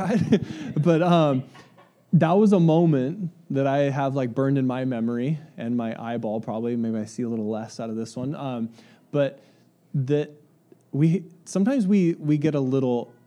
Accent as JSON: {"language": "English", "town": "Ramona", "region": "California", "country": "United States", "tie": "born or raised there", "said": "I grew up in Country Estates, which is a small little community outside of Ramona"}